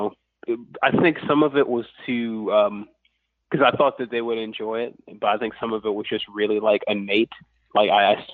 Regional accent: Lafayette, Louisiana, United States; I'm from Lafayette, Louisiana

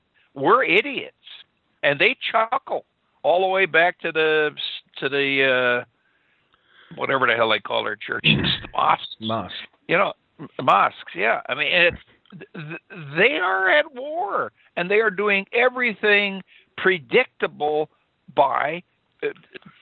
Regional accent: Wisconsin, United States; I was raised in Wisconsin

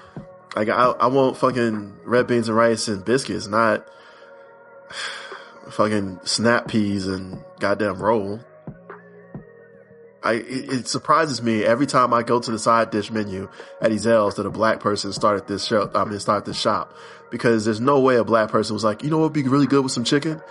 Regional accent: the South, United States; moved away; I'm from the South.

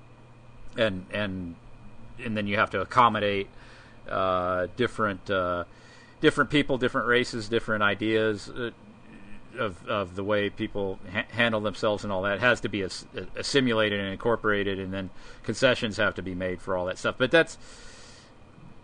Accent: United States; we, as Americans, growing up in the United States

